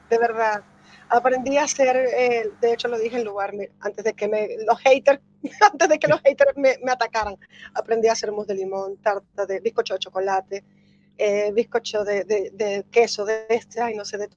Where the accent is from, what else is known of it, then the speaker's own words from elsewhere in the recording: Venezuela; now in Spain; Soy de Venezuela, pero tengo ya 16 años, voy para 17 aquí en Galicia.